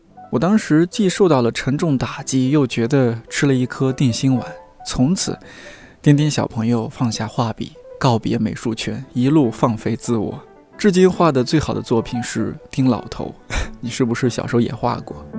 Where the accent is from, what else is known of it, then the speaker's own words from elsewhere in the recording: Shanxi, China; 身为一个山西人